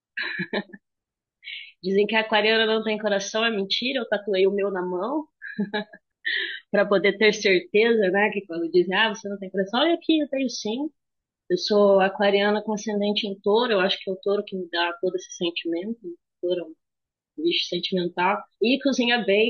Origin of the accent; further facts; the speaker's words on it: Jataizinho, Paraná, Brazil; also born or lived in Wenceslau Braz, Paraná; Eu cresci numa cidade de 12 mil habitantes, uma cidade bem pequena. Aí, só que a vantagem de Jataizinho é que ela tem Londrina aqui perto